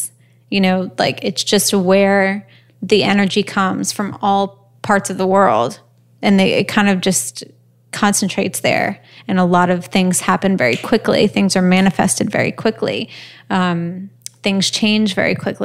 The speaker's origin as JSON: {"language": "English", "town": "New Orleans", "region": "Louisiana", "country": "United States", "tie": "born or raised there", "also_born_or_lived": "New York", "moved": "as an adult", "said": "my hometown of New Orleans"}